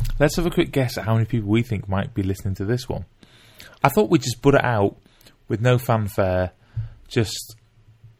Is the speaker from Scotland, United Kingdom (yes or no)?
no; Wales, United Kingdom; as a Welsh person